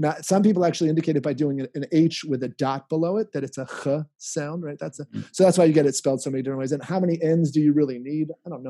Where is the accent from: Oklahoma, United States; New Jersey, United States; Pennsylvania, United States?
Pennsylvania, United States; Bradley Cooper's hometown; Bradley Cooper grew up also in my hometown, not just PB, also Bradley Cooper.